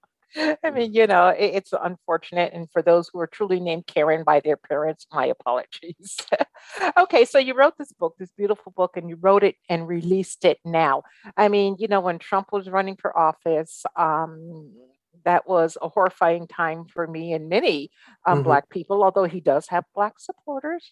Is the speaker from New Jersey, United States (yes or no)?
no; Guilderland, New York, United States; I grew up in Gilderland, New York